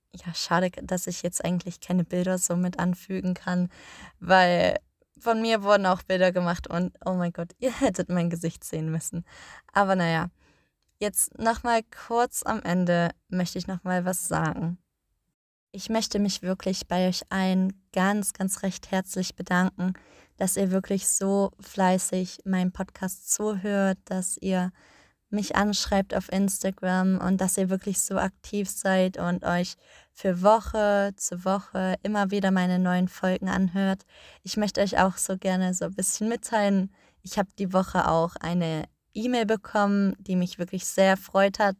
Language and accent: German; Germany; now in Iceland; Für mich als Deutsche